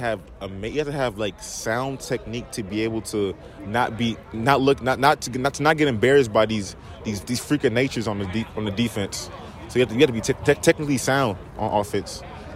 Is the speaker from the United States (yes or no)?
no; Nigeria; I'm Nigerian.